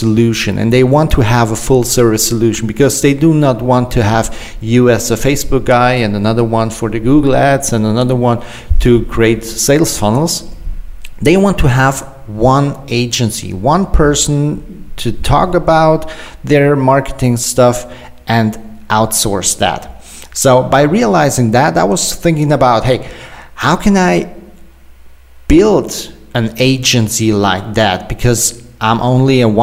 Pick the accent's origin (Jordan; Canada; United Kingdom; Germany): Germany; I'm an entrepreneur from Germany